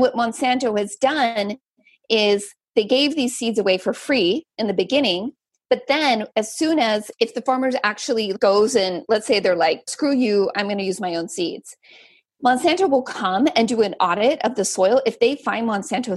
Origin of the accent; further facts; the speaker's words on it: Central Valley, California, United States; I grew up in the Central Valley